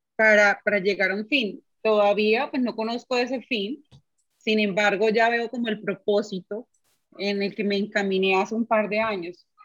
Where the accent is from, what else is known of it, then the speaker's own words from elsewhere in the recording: Bucaramanga, Santander, Colombia; now in Medellín, Colombia; Yo soy de Bucaramanga